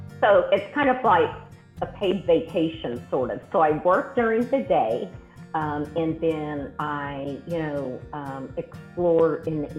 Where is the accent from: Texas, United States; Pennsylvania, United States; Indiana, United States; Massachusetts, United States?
Texas, United States; Austin; moved away as an adult; also born or lived in Fort Worth, Texas; now in Puerto Vallarta, Mexico; I was born and raised in Austin, Texas. And I'm old, okay? So I'm 57.